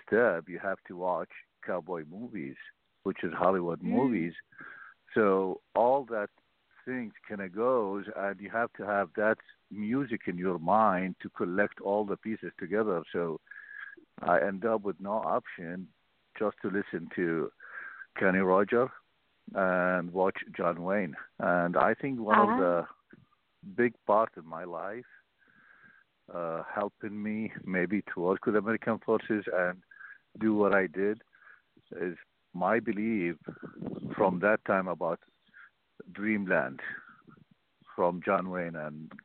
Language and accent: English; Mosul, Nineveh, Iraq; English is a second language; moved away as an adult; now in United States; Born and raised in Mosul